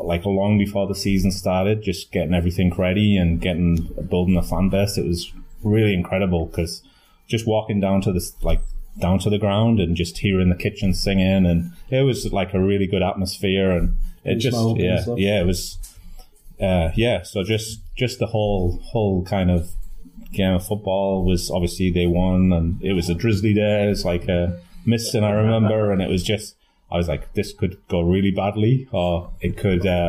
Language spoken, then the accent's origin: English; Darlington, North East England, United Kingdom; moved away as an adult; growing up in Northern England, my local team, Darlington